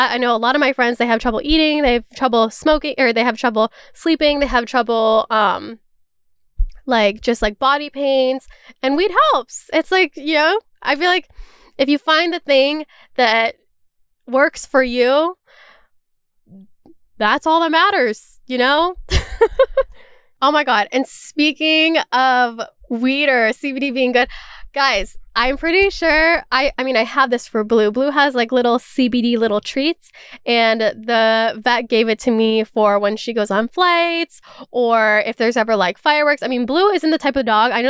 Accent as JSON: {"language": "English", "region": "California", "country": "United States", "tie": "born or raised there", "also_born_or_lived": "Toronto, Canada", "said": "Maybe it's just because I grew up in California and Toronto where it's just very normalized."}